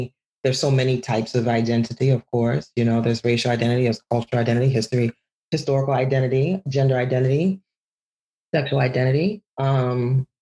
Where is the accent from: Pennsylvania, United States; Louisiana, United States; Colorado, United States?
Louisiana, United States; New Orleans; also born or lived in Ghana; I could go to Ghana every summer and have my cousins remind me that I'm American. You know, and then I could be in the schoolyard in New Orleans and have my schoolmates remind me that I'm African